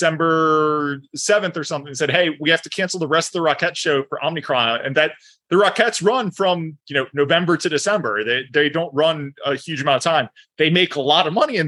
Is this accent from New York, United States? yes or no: no; New Orleans, Louisiana, United States; I'm from New Orleans.